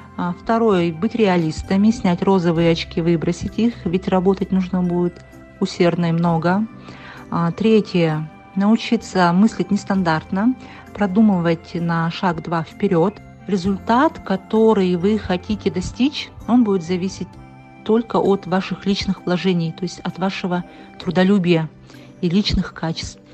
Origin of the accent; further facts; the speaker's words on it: Yakutia, Sakha Republic, Russia; moved away as an adult; now in Moscow, Russia; Якутия – это мое детство, лето у бабушки